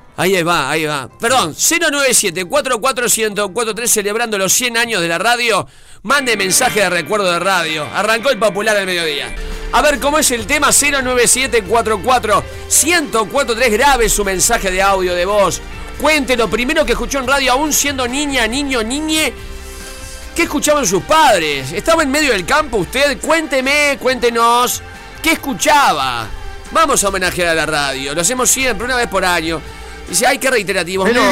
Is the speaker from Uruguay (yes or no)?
yes; Uruguay; me crié escuchando en CX40